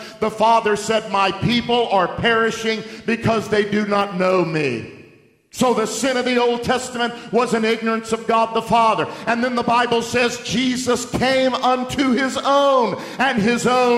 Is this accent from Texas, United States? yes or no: yes; Texas, United States; I'm from Texas, and we talk real straight